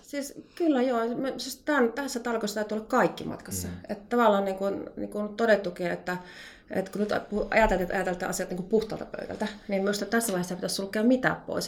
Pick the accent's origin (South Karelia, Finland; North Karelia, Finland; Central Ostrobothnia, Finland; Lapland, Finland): North Karelia, Finland; tulen Pohjois-Karjalasta